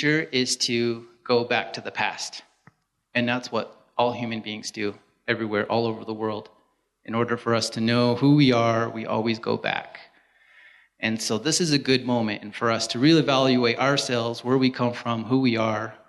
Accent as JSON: {"language": "English", "area": "San Juan County", "region": "Utah", "country": "United States", "tie": "born or raised there", "said": "I'm from San Juan. I grew up here."}